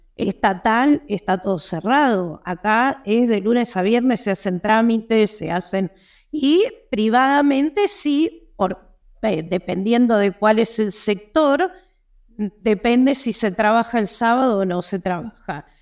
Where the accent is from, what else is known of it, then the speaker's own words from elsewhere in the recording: Argentina; Yo soy argentina